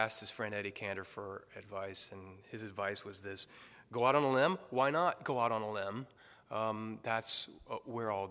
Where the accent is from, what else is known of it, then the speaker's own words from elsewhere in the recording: South Florida, United States; now in Draper, United States; I grew up in South Florida